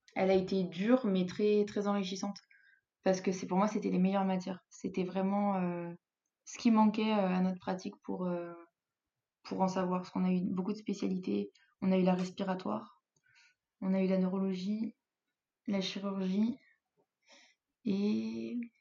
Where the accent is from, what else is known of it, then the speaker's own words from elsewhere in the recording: Grenoble, Auvergne-Rhône-Alpes, France; moved away as an adult; now in Spain; moi, je viens de Grenoble, donc euh, des montagnes, on en a partout